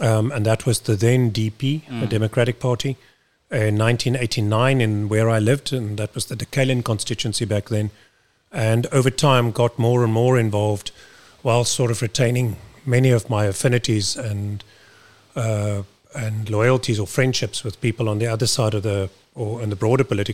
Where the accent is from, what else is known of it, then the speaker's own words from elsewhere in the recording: Kuils River, Western Cape, South Africa; I come from Kells River, spent the majority of my life living in Kells River, just down the road